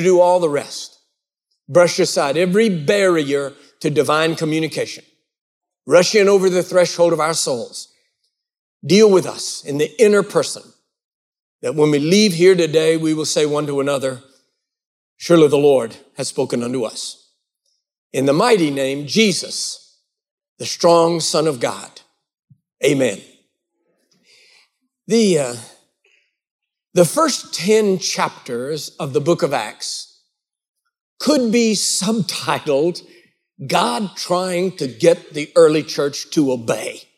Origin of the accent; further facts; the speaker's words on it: Texas, United States; now in Georgia, United States; I live here in Georgia, and I love it. I live in the United States, but I was actually not born in the United States. I was born in the Republic of Texas